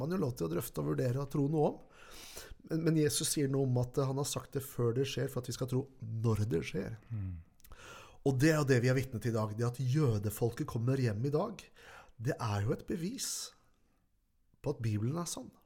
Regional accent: Norway; her hjemme i Norge

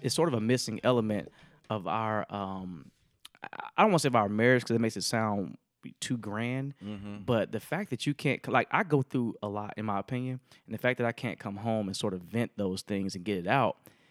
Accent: Tuskegee, Alabama, United States; So I'm from Tuskegee, Alabama, right?

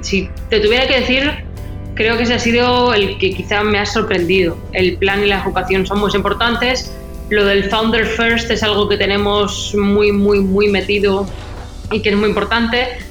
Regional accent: Spain; now in Miami, United States; de donde yo vengo en España

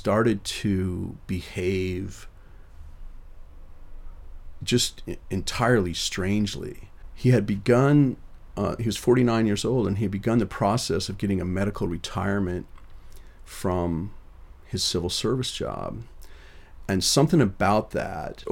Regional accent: Rapid City, South Dakota, United States; now in Boston, United States; We grew up in Rapid City, South Dakota, just a few blocks from Canyon Lake Park

